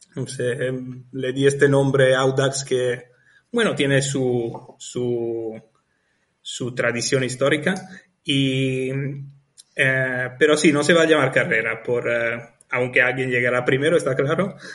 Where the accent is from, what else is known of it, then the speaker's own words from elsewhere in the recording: Italy; moved away as an adult; now in Lanzarote, Spain; soy italiano, estuve trabajando como ingeniero en Italia